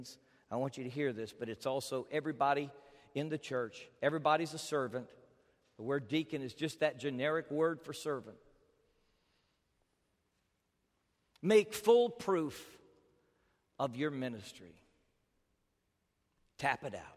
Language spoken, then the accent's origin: English; United States; as an American